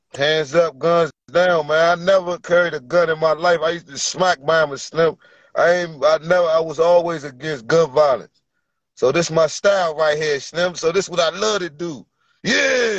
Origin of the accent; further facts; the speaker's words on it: Virginia, United States; I'm from Virginia